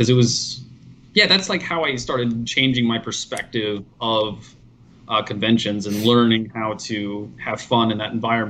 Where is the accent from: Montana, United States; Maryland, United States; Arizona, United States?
Arizona, United States; Phoenix; Yeah, I grew up in Phoenix.